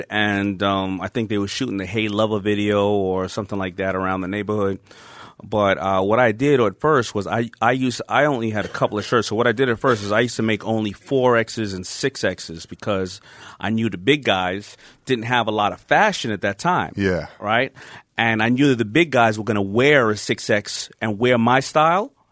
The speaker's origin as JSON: {"language": "English", "town": "Queens", "region": "New York", "country": "United States", "tie": "born or raised there", "said": "But on the flip side, thank God I grew up in Hollis, Queens, and they say something must be in the water because the same exact time, hip hop started to hit Hollis, Queens."}